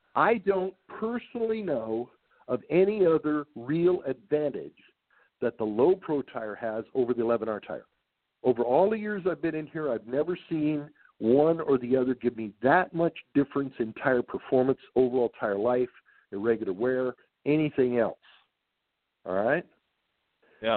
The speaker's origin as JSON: {"language": "English", "town": "San Diego", "region": "California", "country": "United States", "tie": "born or raised there", "also_born_or_lived": "Highland Park, Michigan", "said": "When I was three years old, my, my folks moved to San Diego, and that's where I grew up"}